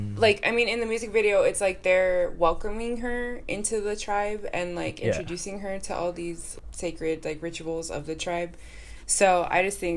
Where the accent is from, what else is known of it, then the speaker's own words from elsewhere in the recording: Salt Lake City suburb, Utah, United States; I was born in Salt Lake City, and then I grew up in a suburb that's like 20 minutes outside of Salt Lake.